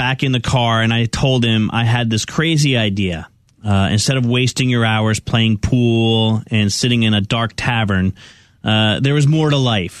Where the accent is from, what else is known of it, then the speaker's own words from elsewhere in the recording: California, United States; I was driving back from South Carolina to my home state of California.